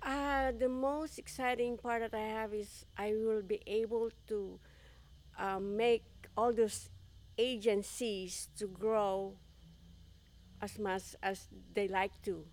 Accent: Philippines; moved away as an adult; I'm from the Philippines. Uh, I came to, uh, this country for me to fulfill my big dreams

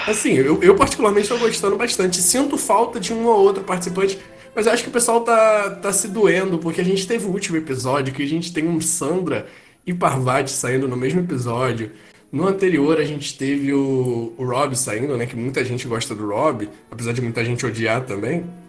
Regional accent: Rio de Janeiro, Brazil; aqui no Rio de Janeiro. Que eu sou carioca

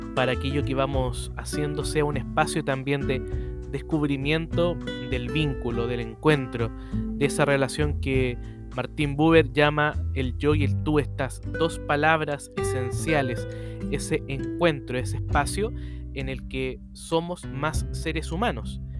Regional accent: Chile; soy el único chileno escribiendo en el libro

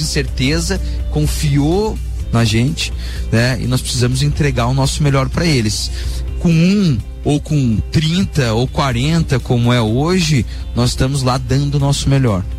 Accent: Lages, Santa Catarina, Brazil; moved away as an adult; also born or lived in Itajaí / Londrina / Porto Alegre; now in Balneário Camboriú, Brazil; eu sou um lagiano raiz. É... É, atualmente eu, eu saí de Lages, na verdade, em 2004 2005

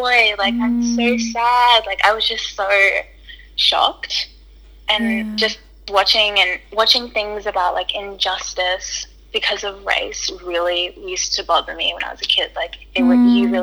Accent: Hackensack, New Jersey, United States; now in Australia; I was born in America. I was born in Hackensack, New Jersey.

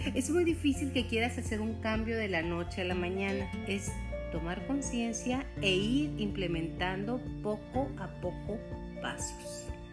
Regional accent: Chihuahua, Mexico; para aquellas personas que somos de Chihuahua

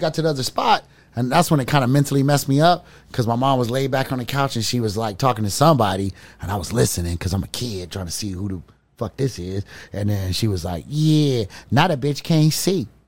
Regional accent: Memphis, Tennessee, United States; moved away; also born or lived in Pasadena, California; we moved from Memphis to L.A.

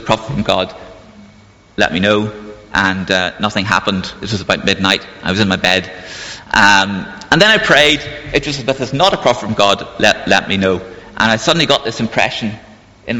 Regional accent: Belfast, Northern Ireland, United Kingdom; moved away as an adult; also born or lived in Cambridge; I grew up in Belfast, in Northern Ireland, during the time of the Troubles

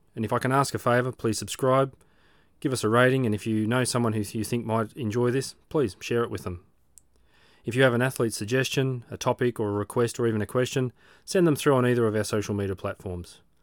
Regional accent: Australia; I'm an Aussie Age Grouper

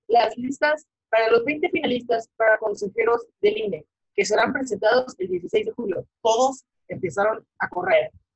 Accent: Mexico; en México y como sociedad mexicana

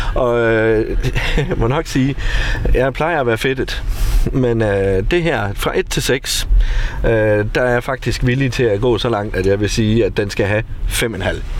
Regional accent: Denmark

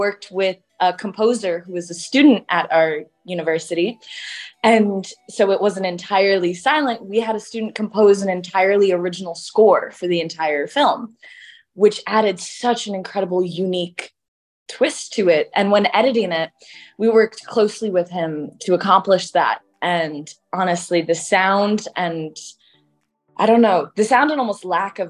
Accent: Chicago, Illinois, United States; I was born and raised in Chicago

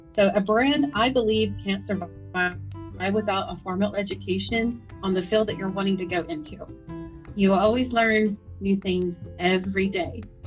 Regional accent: Texas, United States; I am from Texas

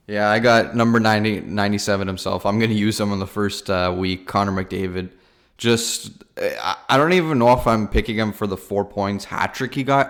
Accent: Toronto, Ontario, Canada; we're from Canada, from Toronto

